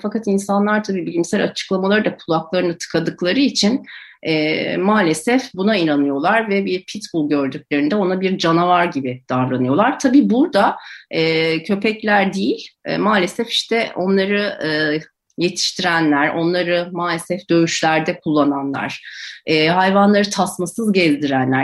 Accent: Ankara, Turkey; Ben Ankara'da büyüdüm

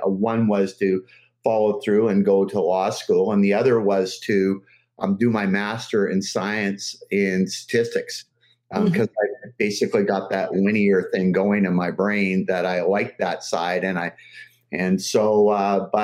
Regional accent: Los Angeles, California, United States; now in British Columbia, Canada; I grew up in Los Angeles and going to watch the Dodgers during the early 60s

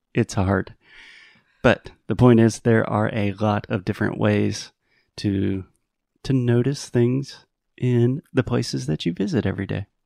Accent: Spartanburg, South Carolina, United States; moved away; in my hometown of Spartanburg

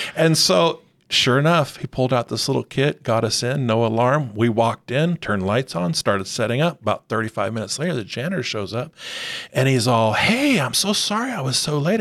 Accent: Arizona, United States; now in Rancho Cucamonga, United States; growing up in Arizona, grew up in a Christian home

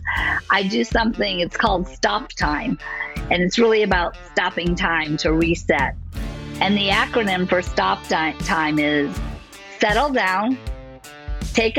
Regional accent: Southfield, Michigan, United States; moved away; also born or lived in California; about 7, we moved from California to Southfield, Michigan

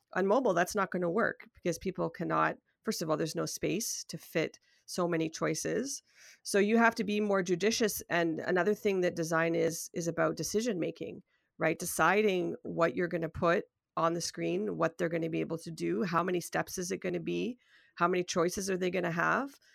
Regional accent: Toronto, Ontario, Canada; I'm from Toronto, Ontario, Canada

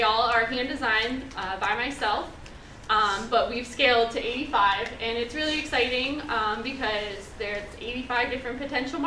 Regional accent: Cleveland, Ohio, United States; I'm from Cleveland, and I love Cleveland

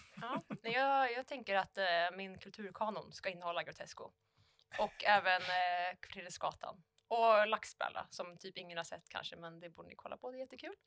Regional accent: Falköping, Västra Götaland, Sweden; vi hade i Falköping, där jag kommer ifrån, så hade vi Ollebergsgymnasiet

